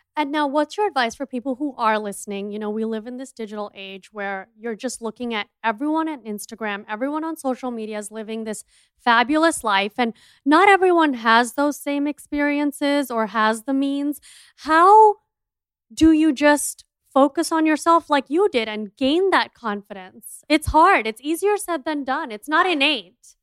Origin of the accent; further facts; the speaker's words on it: India; I'm an Indian entrepreneur